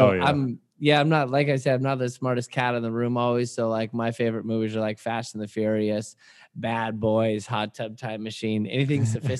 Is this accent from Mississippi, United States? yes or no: no; Washington, United States; now in California, United States; I'm a guy from Washington State University or Washington State, then went to Wazoo, and then came down to California on vacation. I never left.